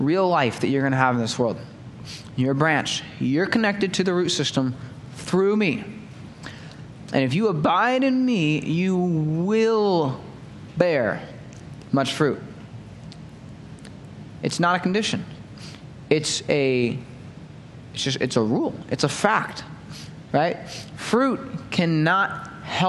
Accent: United States; American Christians

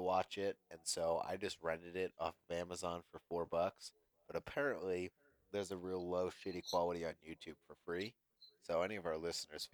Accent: Pennsylvania, United States; moved away as an adult; I moved from Pennsylvania when I was 18

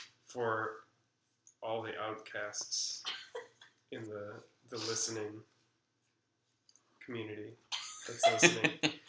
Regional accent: Minnesota, United States; As a Minnesotan.

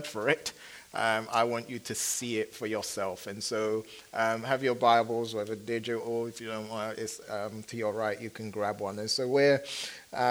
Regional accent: Kumasi, Ashanti, Ghana; I was born in Kumasi, which is the second largest city in Ghana, West Africa

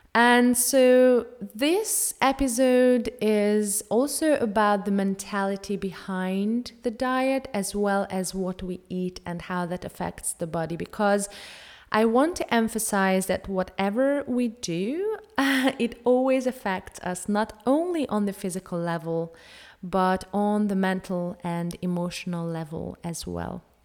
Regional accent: Hungary; I am from Hungary. I have grown up on a traditional Hungarian diet

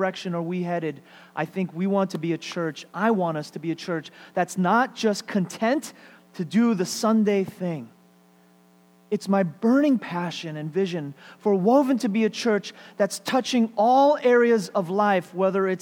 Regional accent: United States; I was born and raised in America

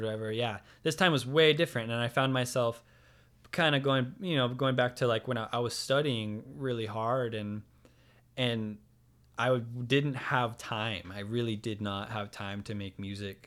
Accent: San Diego, California, United States; also born or lived in Alpine, California / Bonita, California; I'm born and raised in San Diego, I've never lived anywhere else

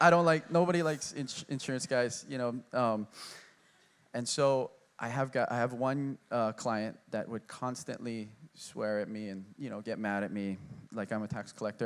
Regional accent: Honolulu, Hawaii, United States; I grew up in Kaimaki, going to Catholic school

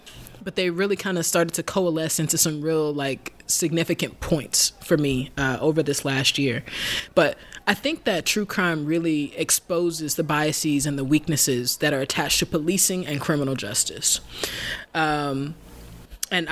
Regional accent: Alabama, United States; Alabama being my home state

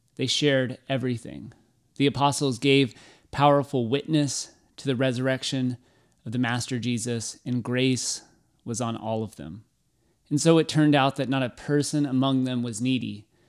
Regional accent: Waco, Texas, United States; Growing up in Waco, going to a million Baylor sporting events

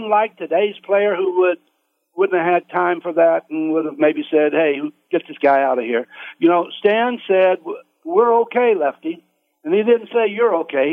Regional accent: United States; also born or lived in Kansas City; I grew up in the Kansas City area in a little farming community southeast there

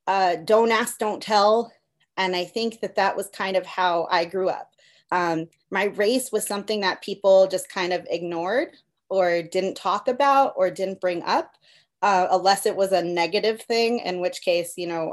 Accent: Burbank, California, United States; first language Spanish; English is a second language; It's called Burbank, California. I lived here my whole life

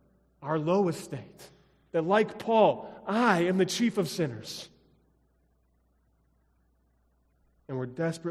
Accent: Colorado, United States; moved away as an adult; also born or lived in Illinois; Growing up in Colorado, we didn't have forest preserves

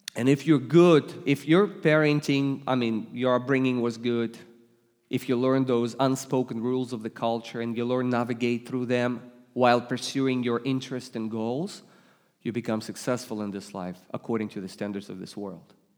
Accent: Russia; English is a second language; now in United States; you detect an accent. I come from Russia. I was raised and born in, in first in Soviet Union, then I became Russian.

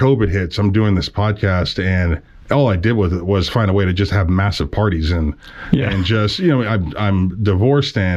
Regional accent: Youngstown, Ohio, United States; moved away as an adult; also born or lived in Stillwater, Oklahoma; I'm a Northeastern Ohio Youngstown guy

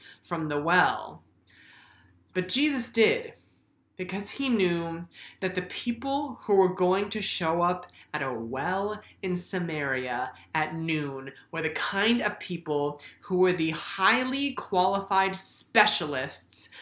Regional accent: United States; I'm Asian American, and one of the reasons why my dad was able to immigrate to the United States

